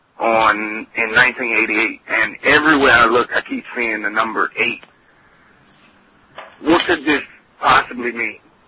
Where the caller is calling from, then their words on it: Virginia, United States; I'm calling from Virginia.